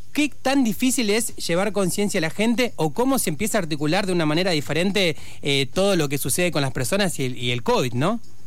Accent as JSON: {"language": "Spanish", "town": "Viedma", "region": "Río Negro", "country": "Argentina", "said": "soy de Viedma"}